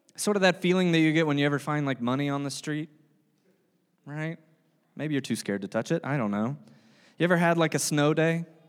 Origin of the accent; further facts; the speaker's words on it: the South, United States; I'm from the South